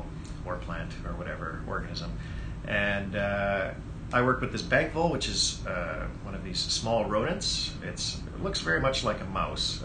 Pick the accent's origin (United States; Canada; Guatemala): Canada; Vancouver, British Columbia; I grew up here in the Vancouver area